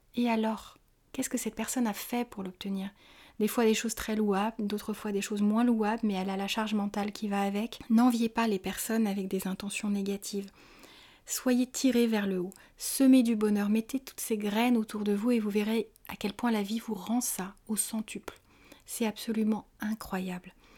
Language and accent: French; France; en tant que Français